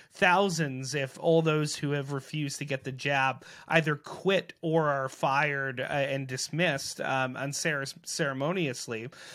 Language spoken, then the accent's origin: English; Selkirk, Manitoba, Canada; who's actually from the area that I grew up there in Selkirk